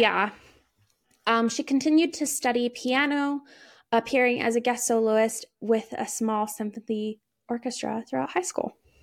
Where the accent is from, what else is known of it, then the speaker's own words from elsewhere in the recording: United States; I'm very American